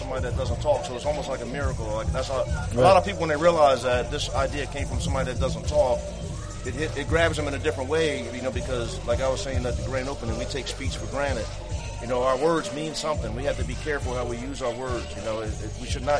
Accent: Trenton, New Jersey, United States; We're from Trenton

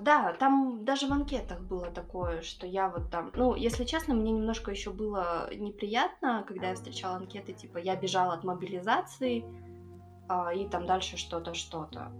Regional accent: Kazakhstan; я местная

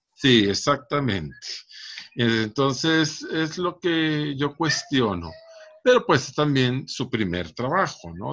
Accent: Monterrey, Nuevo León, Mexico; also born or lived in Santa Catarina; toda la vida he vivido aquí en Monterrey. En la zona sur, principalmente, es donde yo viví.

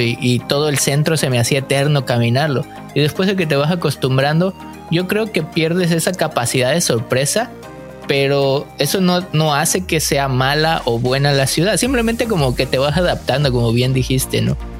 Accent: Mexico; moved away as an adult; now in Canada; somos mexicanos y estamos aquí pues en Canadá

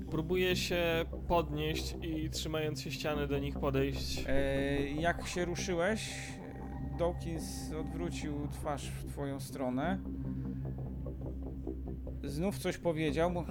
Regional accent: Iran; Polish is a second language; Nie, nie jest z moich {S2} stron, bo {S1} ja jestem z Iranu, a to jest Afganistan

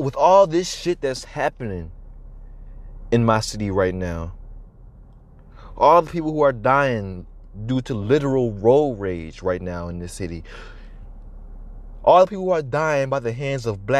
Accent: Chicago, Illinois, United States; growing up in Southside Chicago

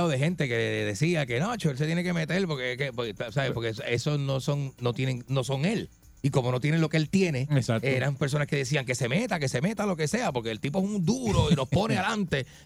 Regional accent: Ponce, Puerto Rico; born there; Eh, yo nací en el Hospital Distrito de Ponce.

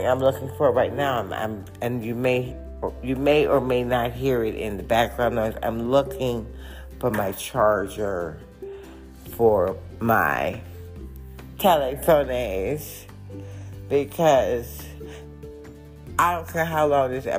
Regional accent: Detroit, Michigan, United States; also born or lived in Ferndale, Michigan; I was actually born and raised in Detroit, Michigan

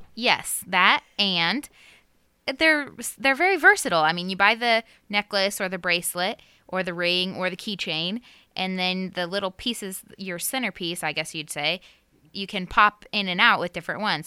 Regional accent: Knoxville, United States; born or raised there; moved away

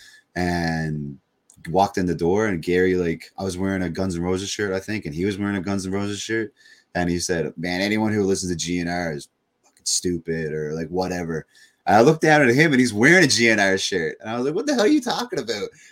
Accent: Corner Brook, Newfoundland and Labrador, Canada; I grew up in Cornerbrook, Newfoundland

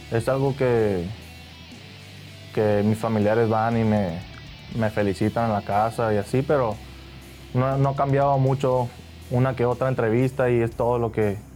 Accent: Tijuana, Baja California, Mexico; Yo empecé con, con Glulú en la, Liga Municipal de Tijuana.

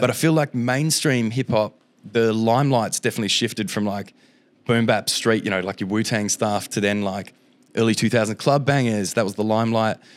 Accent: Lesmurdie, Western Australia, Australia; I grew up in Les Moody, so I had to get the bus down. It's like an hour bus ride into the city

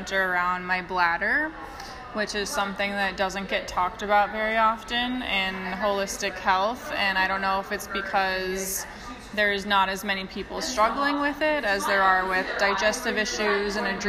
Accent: Minnesota, United States; moved away as an adult; now in Sweden; I'm from Minnesota, but yeah, I live in Sweden

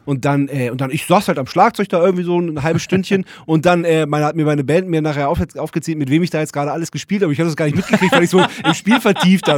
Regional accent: Germany; ich bin ja Biefke, ähm, ich bin ja Deutscher

